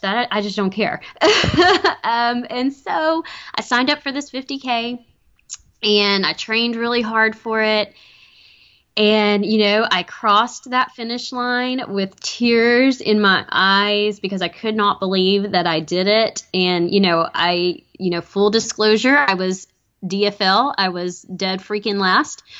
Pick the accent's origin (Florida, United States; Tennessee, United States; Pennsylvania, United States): Tennessee, United States; Chattanooga; my hometown of Chattanooga